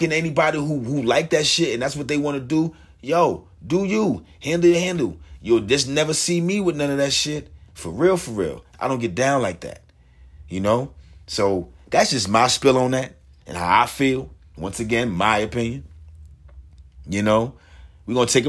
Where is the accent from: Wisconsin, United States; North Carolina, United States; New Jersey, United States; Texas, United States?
New Jersey, United States; I'm from Jersey